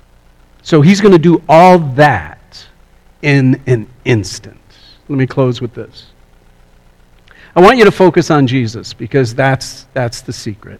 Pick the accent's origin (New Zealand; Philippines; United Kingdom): United Kingdom; Scotland; I'm from Scotland